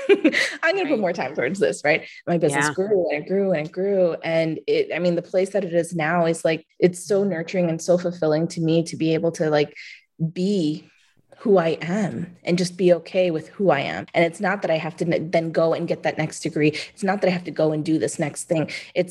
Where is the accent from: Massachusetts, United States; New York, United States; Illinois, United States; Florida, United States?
New York, United States; New York City; also born or lived in Arizona; I'm from New York. I grew up in Manhattan